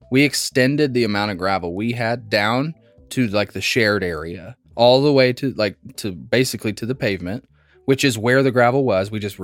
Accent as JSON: {"language": "English", "region": "Midwest", "country": "United States", "said": "Is that us because we're from the Midwest and it is normal?"}